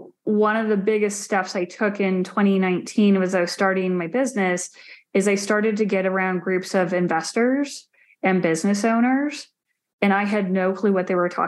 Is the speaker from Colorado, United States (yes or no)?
no; Phoenix, Arizona, United States; I grew up in Arizona, a very hot desert in the Phoenix area